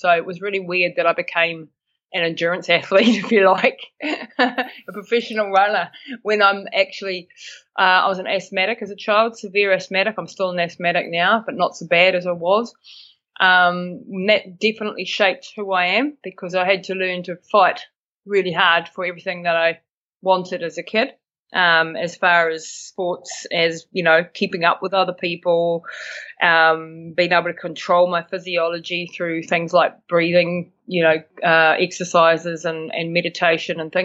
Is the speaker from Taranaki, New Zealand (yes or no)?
yes; Bell Block, Taranaki, New Zealand; moved away as an adult; also born or lived in Austria; I'm from Taranaki, so born and bred in a little place called Bell Block, which is just outside New Plymouth, and I live in New Plymouth now.